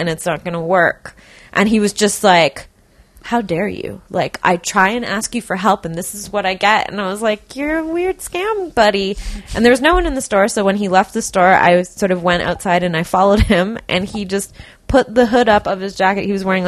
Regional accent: Burnaby, British Columbia, Canada; I grew up in Burnaby also

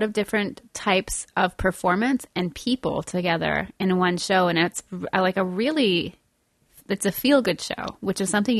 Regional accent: Quebec, Canada; moved away; I grew up in Quebec.

